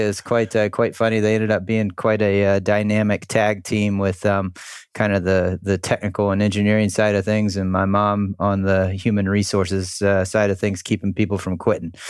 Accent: Charleston, South Carolina, United States; I grew up in Charleston, South Carolina. Uh, we moved to, to Charleston when I was four years old.

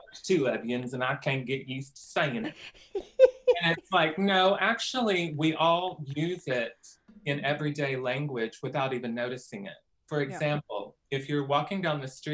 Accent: Cordell, Oklahoma, United States; I grew up in Cordell, which is down there by southwestern Oklahoma

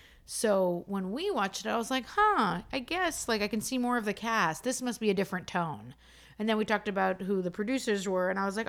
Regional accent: Montreal, Quebec, Canada; We're from Montreal.

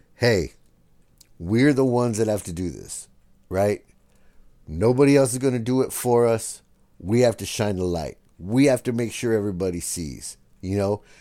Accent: San Diego, California, United States; we're from San Diego

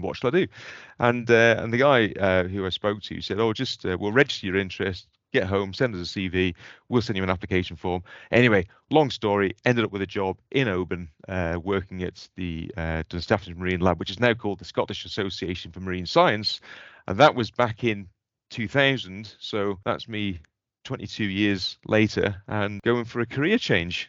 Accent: Port St Mary, Isle of Man; moved away as an adult; now in Scotland; I grew up on the Isle of Man

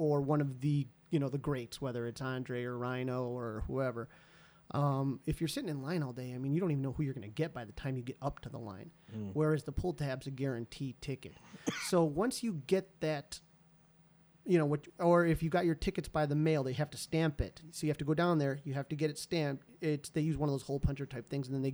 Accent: Chicago, Illinois, United States

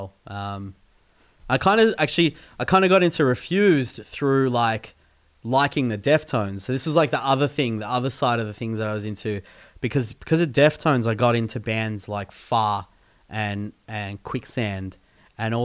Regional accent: Keilor North, Victoria, Australia; I went to school in North Keilor

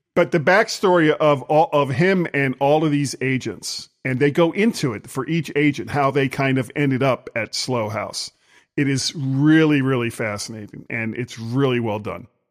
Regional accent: Florida, United States; I'm from Florida

